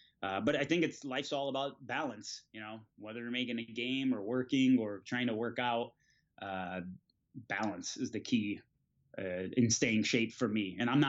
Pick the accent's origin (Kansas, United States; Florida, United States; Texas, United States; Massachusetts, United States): Florida, United States; So, you know, 70 degrees California felt like, you know, 30 degrees for us because we're from Florida.